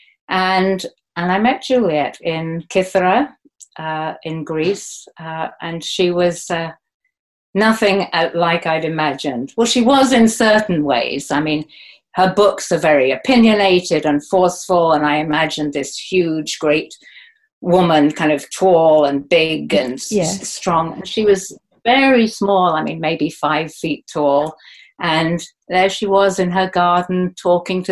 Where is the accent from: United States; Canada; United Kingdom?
United Kingdom; Oxford, South East England; I grew up in a family of academics in Oxford University